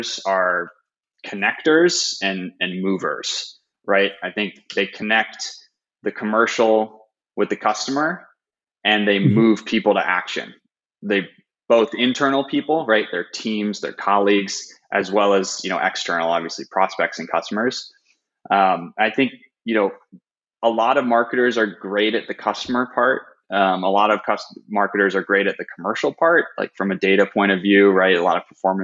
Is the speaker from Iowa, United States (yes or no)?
no; Chicago, Illinois, United States; now in San Francisco, United States; I'm originally from Chicago, Illinois, in the States